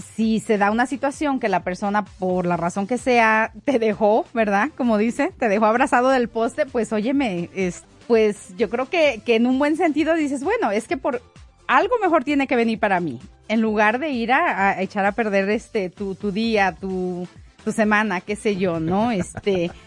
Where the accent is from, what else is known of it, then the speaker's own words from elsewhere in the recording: Mexico; also born or lived in Denver, Colorado; como mexicana, aprecio lo mexicano